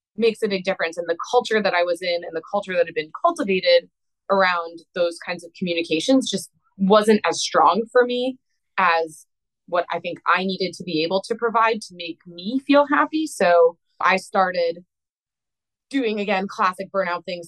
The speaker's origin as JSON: {"language": "English", "region": "East Coast", "country": "United States", "also_born_or_lived": "Midwest", "moved": "as an adult", "said": "So I was living in the Midwest and I'm from the East Coast."}